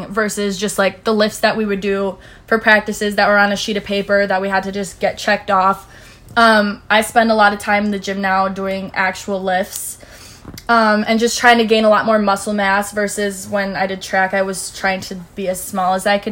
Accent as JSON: {"language": "English", "town": "Chicago", "region": "Illinois", "country": "United States", "said": "I'm from Chicago"}